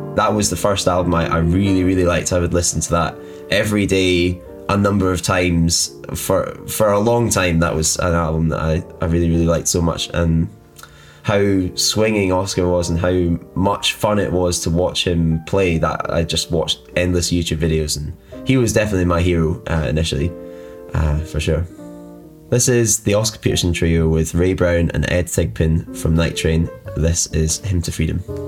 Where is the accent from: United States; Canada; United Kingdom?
United Kingdom; Glasgow and Edinburgh, Scotland; also born or lived in Inverness; I was born in Inverness and then lived between Glasgow and Edinburgh for a lot of my life